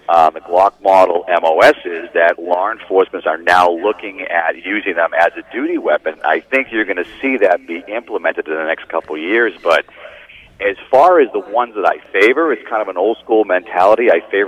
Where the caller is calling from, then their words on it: Massachusetts, United States; I am somewhere in a small town out in western Massachusetts.